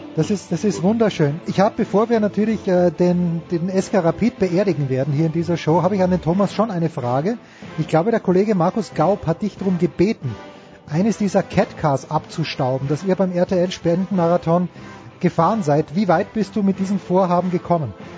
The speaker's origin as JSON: {"language": "German", "country": "Austria", "said": "wir als Österreicher"}